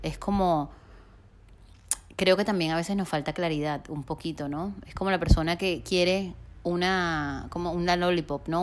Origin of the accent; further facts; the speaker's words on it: Barranquilla, Atlántico, Colombia; moved away as an adult; also born or lived in Bogotá; me toca después de ocho años regresar a Barranquilla, mi ciudad natal, a vivir con mis papás